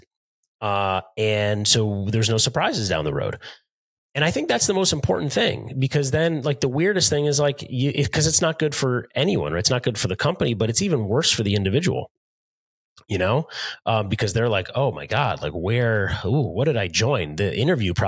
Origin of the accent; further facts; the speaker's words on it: United States; I was born an hour outside of New York City